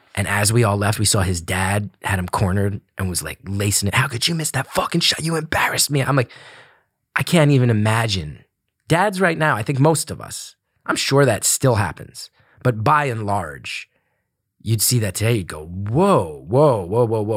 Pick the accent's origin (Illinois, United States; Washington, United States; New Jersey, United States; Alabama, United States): New Jersey, United States; West Orange; Grew up in a town called West Orange. Uh, it's a suburb of Newark, New Jersey